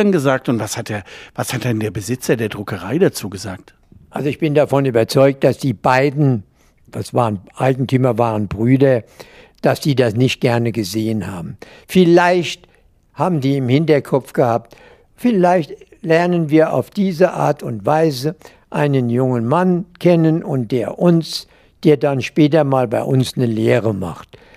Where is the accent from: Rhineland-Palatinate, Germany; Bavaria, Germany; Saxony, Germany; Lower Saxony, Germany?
Rhineland-Palatinate, Germany; Mainz; Bis zu meinem 13. Lebensjahr wohnte ich in der Mombacher Straße 44, dem Sitz der pommerschen Saatzucht, deren Geschäftsführer mein Vater wa